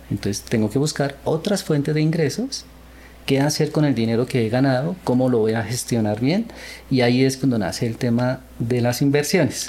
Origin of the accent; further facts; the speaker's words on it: Colombia; also born or lived in Seoul, South Korea; Nací en Corea, pero viví, eh, vine cuando era niño a Colombia a, a vivir la cultura latina. Y bueno, así crecí